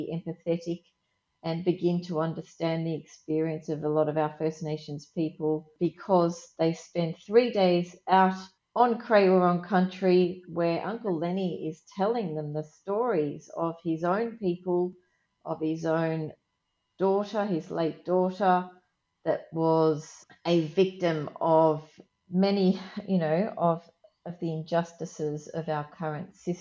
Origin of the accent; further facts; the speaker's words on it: Australia; me as an Australian architect